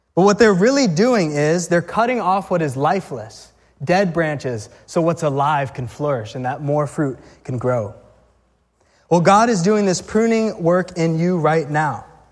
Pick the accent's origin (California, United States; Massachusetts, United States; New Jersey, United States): Massachusetts, United States; also born or lived in Natick, Massachusetts / Weymouth, Massachusetts; we grew up in Mass